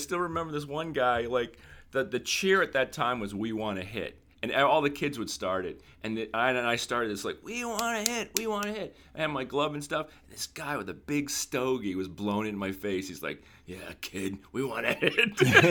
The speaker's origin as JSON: {"language": "English", "town": "Boston", "region": "Massachusetts", "country": "United States", "tie": "born or raised there", "also_born_or_lived": "Lexington, Massachusetts", "moved": "yes", "lives_now": "Los Angeles, United States"}